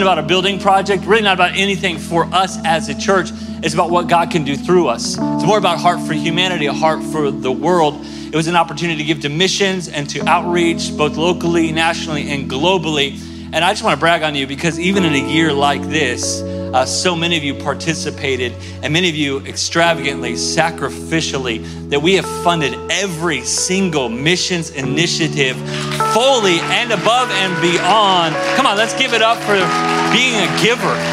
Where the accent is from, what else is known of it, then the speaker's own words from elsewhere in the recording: Tulsa, Oklahoma, United States; moved away; I'm from Tulsa, Oklahoma originally